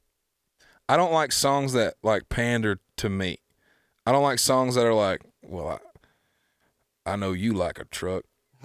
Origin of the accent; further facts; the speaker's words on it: the South, United States; because like I am, you know, I am from the South.